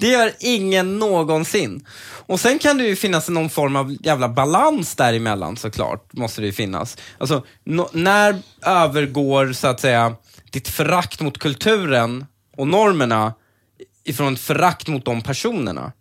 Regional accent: Stockholm, Stockholm County, Sweden; also born or lived in Upplands Väsby; när jag var uppväxt i Husby och de sociala klickarna även i Väsby

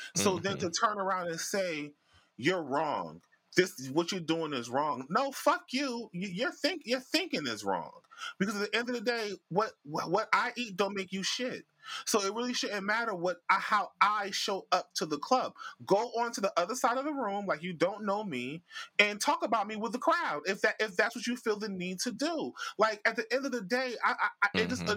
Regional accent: Jamaica; I'm Jamaican.

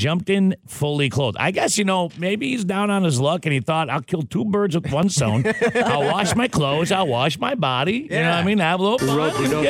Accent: Madison, United States; now in Fargo-Moorhead, United States; my hometown in Madison

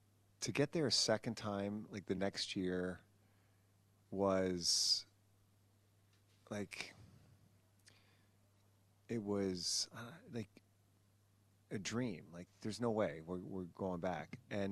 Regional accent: Canada; when you're growing up in Canada

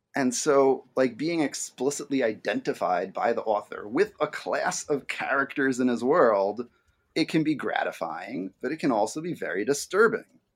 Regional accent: New York City, New York, United States; moved away as an adult; now in Michigan, United States; I grew up in and around New York City, um, but I've lived in Michigan for the last decade or so of my life.

